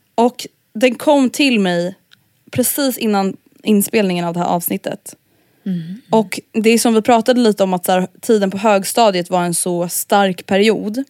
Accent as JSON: {"language": "Swedish", "town": "Stockholm", "region": "Stockholm County", "country": "Sweden", "tie": "born or raised there", "said": "att växa upp i förorten i Stockholm blev liksom så himla mycket så här ens identitet"}